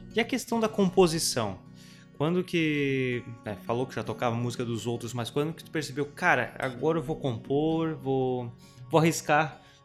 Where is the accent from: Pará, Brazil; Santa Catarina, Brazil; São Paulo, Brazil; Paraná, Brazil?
Santa Catarina, Brazil; nós somos de Santa Catarina